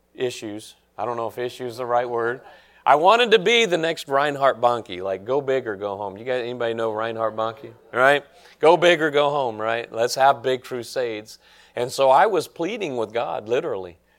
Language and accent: English; Nashville, Tennessee, United States; I grew up in Nashville